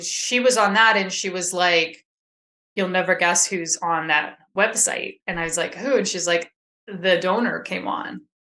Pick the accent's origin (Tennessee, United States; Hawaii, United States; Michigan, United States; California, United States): California, United States; Sacramento; I am from Sacramento, California area